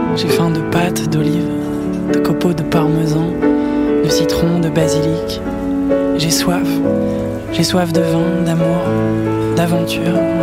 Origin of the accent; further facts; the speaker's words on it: Clamart, Île-de-France, France; also born or lived in Rambouillet; je suis né, euh, je suis né à Clamart